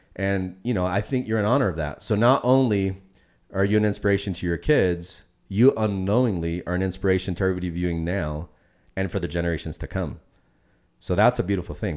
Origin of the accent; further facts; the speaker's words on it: Puerto Rico; Fellow Boricua